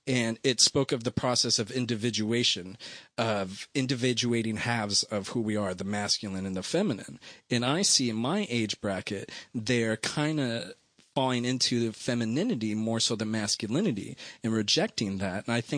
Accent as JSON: {"language": "English", "town": "Los Angeles", "region": "California", "country": "United States", "tie": "born or raised there", "said": "Los Angeles, you could say."}